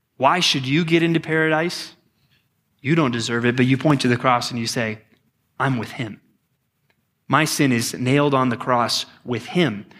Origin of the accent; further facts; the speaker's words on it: Texas, United States; growing up as a pastor's kid in Texas, I mean, we had everything we needed